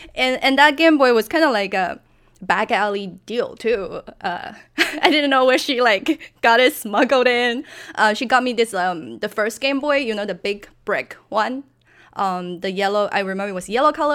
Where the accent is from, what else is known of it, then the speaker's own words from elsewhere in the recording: China; English is a second language; moved away; also born or lived in San Francisco; I'm from China, and back when I was growing up, video game was kinda banned